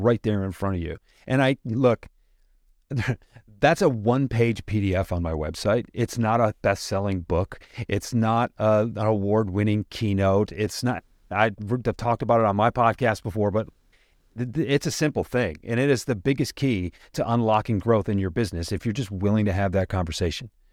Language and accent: English; suburb of Detroit, Michigan, United States; I'm a guy from the Midwest. I grew up in a suburb of Detroit